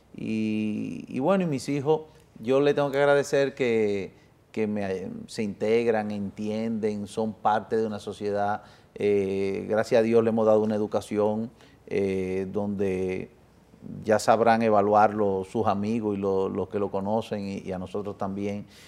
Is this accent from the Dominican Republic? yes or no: yes; Dominican Republic; born or raised there; also born or lived in Italy